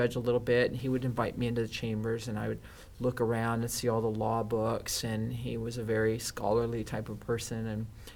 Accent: Northern California, United States; also born or lived in Los Angeles, California; now in Orange County, United States; I'm originally from Northern California

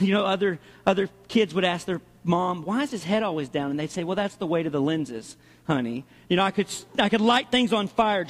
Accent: Arkansas, United States; my heart is in the Southeast. I'm from Arkansas.

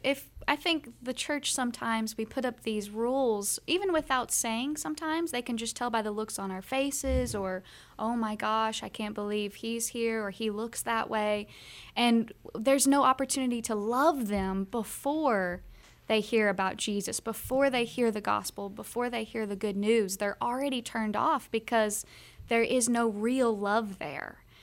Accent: Kentucky, United States; we're from the South. We're from Kentucky, Bible Belt

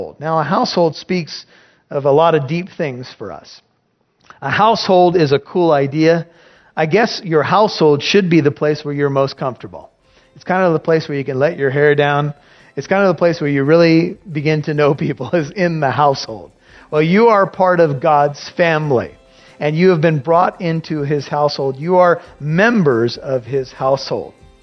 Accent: United States; We're missionaries from America

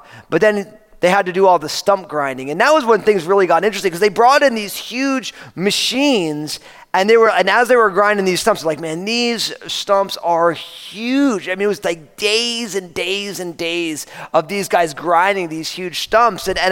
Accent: New Jersey, United States; moved away; I was growing up outside of New York City, and I grew up in New Jersey

